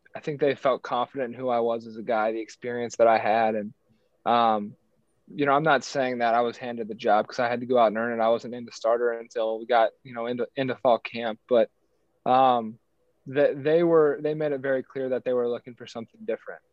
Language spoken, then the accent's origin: English; Cincinnati, Ohio, United States; moved away as an adult; born and raised in Cincinnati